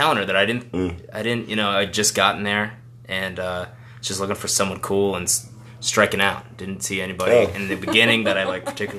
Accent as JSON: {"language": "English", "town": "Dover", "country": "United States", "tie": "born or raised there", "also_born_or_lived": "Massachusetts", "said": "I moved to Dover when I was 10"}